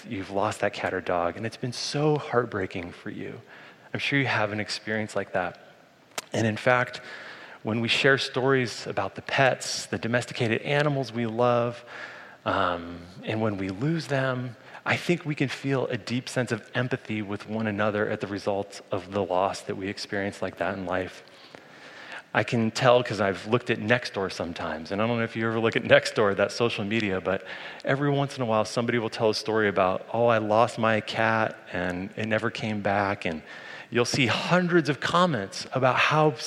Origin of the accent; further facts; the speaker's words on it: Colorado, United States; When I was growing up in Colorado